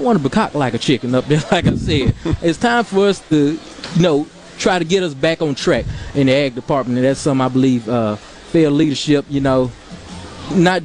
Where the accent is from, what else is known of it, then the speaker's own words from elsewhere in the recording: Ellisville, Mississippi, United States; I grew up in Jones College, which is in Ellisville, Mississippi